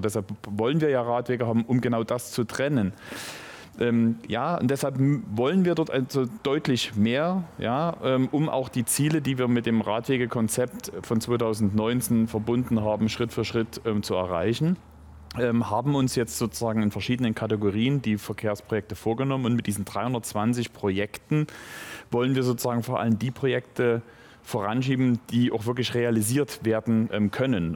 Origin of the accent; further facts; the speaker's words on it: Moritzburg, Saxony, Germany; Und ich komme nun vom Lande aus Moritzburg. Das heißt, wir sind mit den Fahrrädern umhergefahren, die Wälder gehörten uns. Das war halt sozusagen unser Fortbewegungsmittel in der Jugend selbstverständlich.